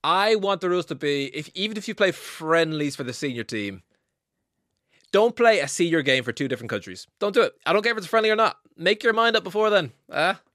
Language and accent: English; Ireland; as an Irish fan